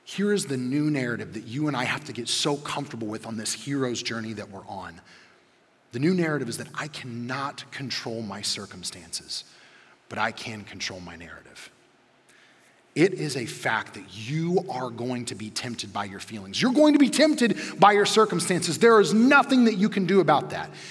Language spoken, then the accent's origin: English; Midwest, United States; a chunky kid who grew up in the 90s in the Midwest